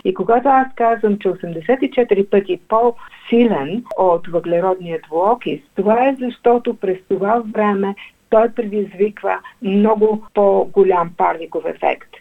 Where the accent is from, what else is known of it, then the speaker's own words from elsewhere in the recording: Bulgaria; за нас като българи